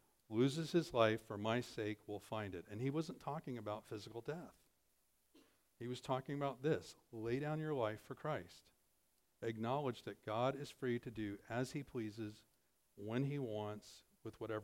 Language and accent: English; American Midwest, United States; proud American Midwesterners